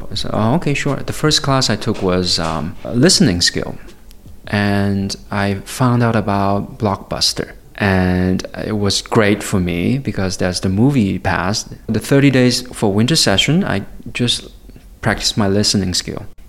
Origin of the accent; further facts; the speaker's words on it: Guiyang, Guizhou, China; English is a second language; moved away; also born or lived in Honolulu; I was born in a place called Guiyang. It's a city, the capital city of Guizhou.